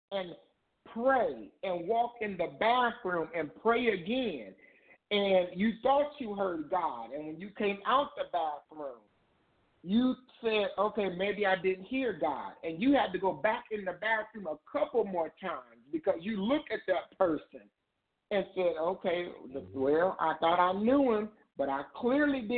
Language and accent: English; Indiana, United States; moved away as an adult; now in Ohio, United States; I'm originally from Indiana. I moved from Indiana to Ohio